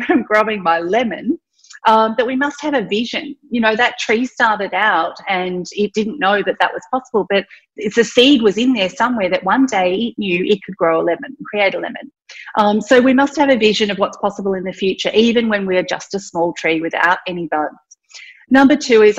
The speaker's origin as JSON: {"language": "English", "region": "country Victoria", "country": "Australia", "tie": "born or raised there", "also_born_or_lived": "Thailand", "said": "I'm Indian. I was born in Thailand, but at the age of 4, I grew up in country Victoria"}